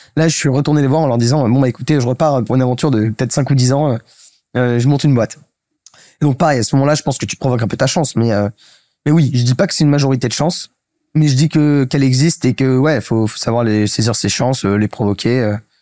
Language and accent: French; Paris, Île-de-France, France; j'ai grandi à Paris, je fais mon collège, mon lycée à Paris